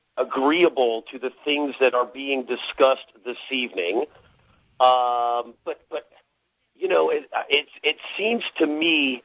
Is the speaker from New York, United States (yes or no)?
no; Florida, United States; I live in Florida. I've been down here all my life.